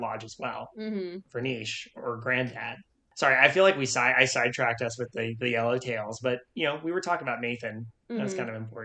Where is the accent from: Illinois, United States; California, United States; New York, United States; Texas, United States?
California, United States; Idyllwild; when I was growing up in Idlewild, this is, like, small mountain town in California